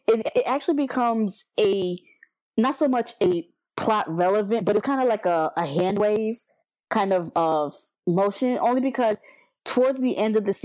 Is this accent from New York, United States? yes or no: yes; New York City, New York, United States; accent: Brooklyn; I am born and raised in Brooklyn